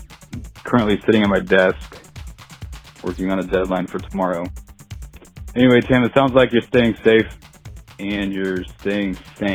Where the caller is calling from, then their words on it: Kansas City, Missouri, United States; I'm calling from Kansas City, Missouri.